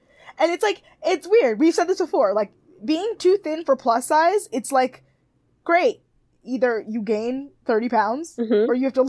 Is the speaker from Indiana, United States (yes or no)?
no; Alaska, United States; Because I grew up in Alaska.